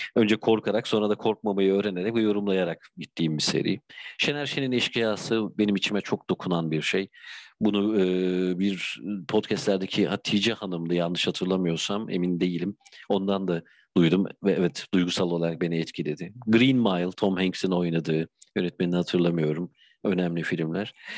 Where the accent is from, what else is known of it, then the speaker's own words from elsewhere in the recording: Bandırma, Balıkesir, Turkey; also born or lived in Bursa / Istanbul; now in Izmir, Turkey; Bandırma doğumluyum benim için önemli bir yer memleketim